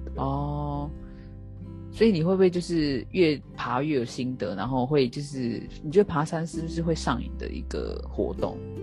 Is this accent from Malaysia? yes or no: no; Taiwan; 身为台湾人